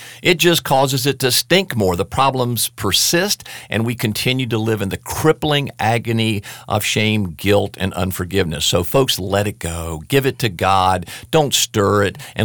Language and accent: English; the South, United States; accent: southern; it usually has a southern accent, if you will, because I was raised in the South